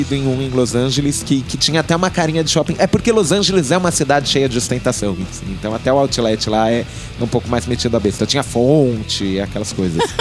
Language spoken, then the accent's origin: Portuguese; Brazil; eu sou brasileiro